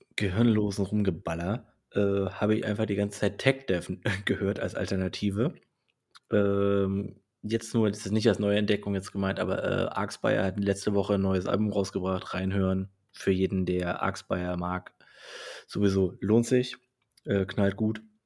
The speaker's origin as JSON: {"language": "German", "region": "Saxony", "country": "Germany", "tie": "born or raised there", "said": "aus meiner Heimat Sachsen, allerdings aus Chemnitz"}